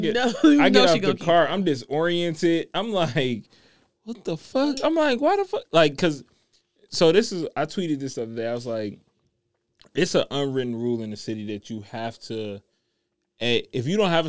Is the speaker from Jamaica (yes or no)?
yes; Jamaica; I'm Jamaican.